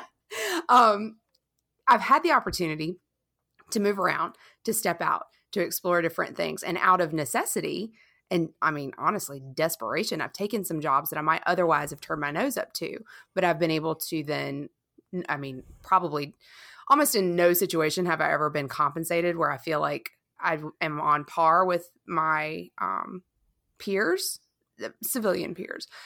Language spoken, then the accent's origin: English; Charleston, South Carolina, United States; moved away; I never moved away from my hometown in Charleston